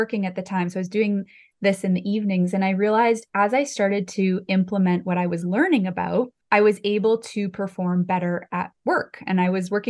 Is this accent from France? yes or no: no; Summerland, British Columbia, Canada; my hometown of Summerland in the Okanagan